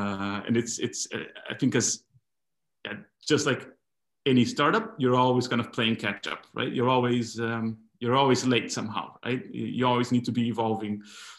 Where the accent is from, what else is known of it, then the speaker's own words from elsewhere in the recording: Brazil; moved away; also born or lived in Argentina; I'm originally from Brazil, but I was living in Argentina at the time. I lived about 16, 17 years there.